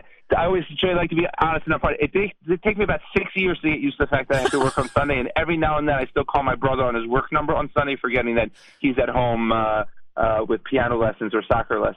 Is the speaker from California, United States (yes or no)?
no; Cherry Hill, New Jersey, United States; I'm from Cherry Hill